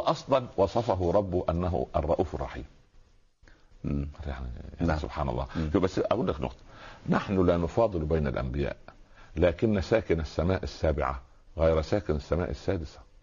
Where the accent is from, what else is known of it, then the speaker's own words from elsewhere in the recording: Egypt; واحنا اخوال احنا كما يعني الناس المصريين هم اخوال اسماعيل